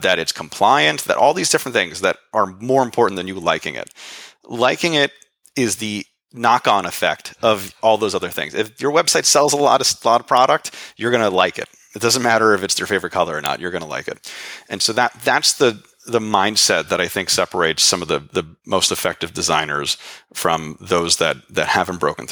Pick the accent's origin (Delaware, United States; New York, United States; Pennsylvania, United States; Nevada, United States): New York, United States; New York City; as a New Yorker